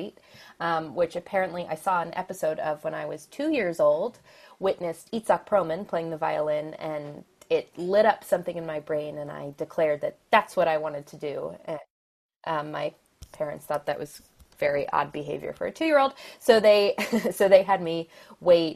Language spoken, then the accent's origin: English; Philadelphia, Pennsylvania, United States; accent: American; I was raised in the Philadelphia area, so I consider myself a Philly native